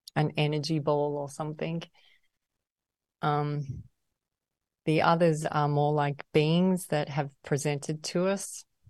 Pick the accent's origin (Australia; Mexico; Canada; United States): Australia; Melbourne, Victoria; I grew up in Melbourne and I went to a private school in the country there.